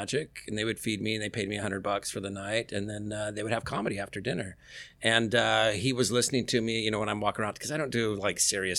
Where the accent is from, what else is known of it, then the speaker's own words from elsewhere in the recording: Sacramento, California, United States; where are you from? I go, Sacramento.